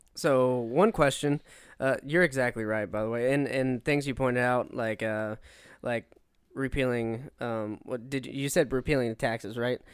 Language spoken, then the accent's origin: English; Pensacola, Florida, United States; Pensacola, my hometown